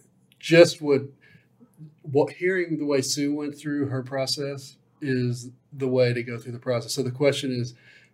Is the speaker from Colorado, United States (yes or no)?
no; Dallas, Texas, United States; also born or lived in St. Louis, Missouri; St. Louis, Missouri is where I was born, raised in Dallas